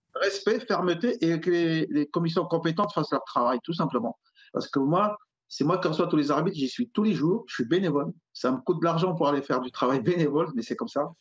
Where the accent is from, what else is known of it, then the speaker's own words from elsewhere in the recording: Alfortville, Île-de-France, France; j'ai grandi à Alfortville